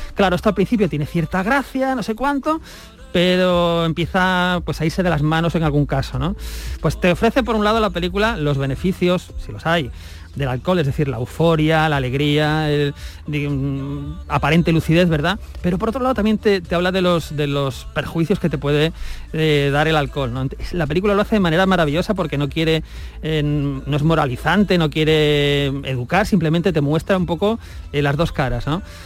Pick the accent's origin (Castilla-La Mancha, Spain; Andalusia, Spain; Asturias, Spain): Andalusia, Spain; Gor, province of Granada; soy de … de Gor, cartero jubilado. Me gusta mucho mi pueblo que está en la provincia de Granada